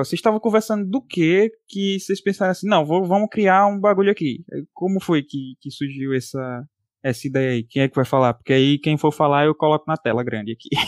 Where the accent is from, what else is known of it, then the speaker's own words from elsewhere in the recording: Belo Horizonte, Minas Gerais, Brazil; Sou de BH, mano, gente, sou de BH.